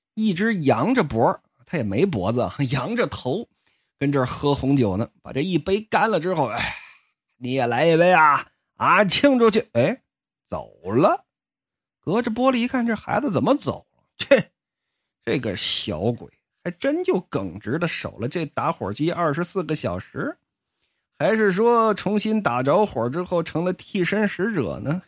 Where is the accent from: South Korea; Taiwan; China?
China; Jinzhou, Liaoning; 在我老家就辽宁锦州啊